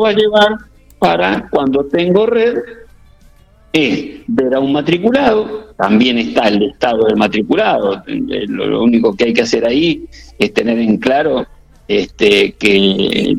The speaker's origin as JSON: {"language": "Spanish", "town": "General Pico", "region": "La Pampa", "country": "Argentina", "tie": "born or raised there", "moved": "yes", "said": "yo nací en Pico, estudié en Pico, o sea que Pico para mí es muy presente"}